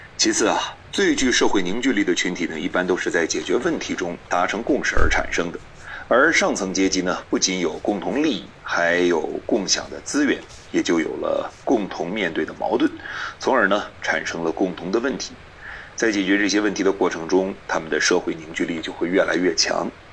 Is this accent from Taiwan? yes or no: no; China; 我们中国人